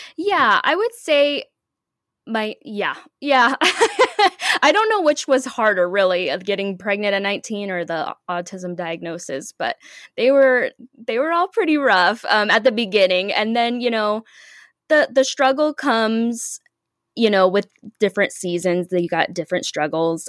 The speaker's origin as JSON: {"language": "English", "town": "Omaha", "region": "Nebraska", "country": "United States", "said": "I'm from Omaha, Nebraska. I live here with my husband."}